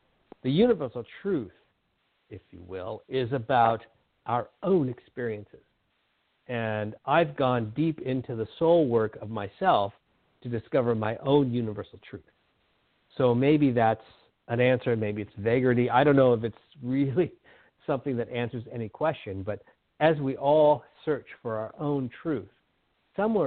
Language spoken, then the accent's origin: English; Southern California, United States; now in Whidbey Island, United States; I grew up in Southern California where it's all very homogenous